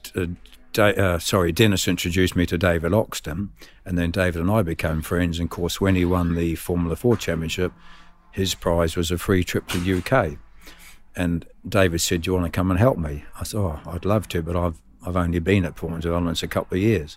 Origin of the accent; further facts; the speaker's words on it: Dunedin, Otago, New Zealand; moved away as an adult; now in United Kingdom; Born and bred in Dunedin